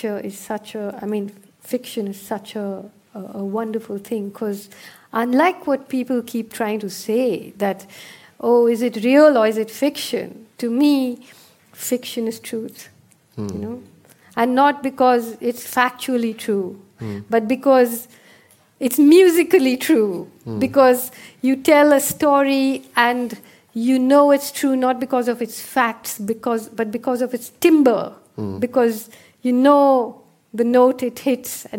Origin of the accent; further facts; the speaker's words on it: India; as an Indian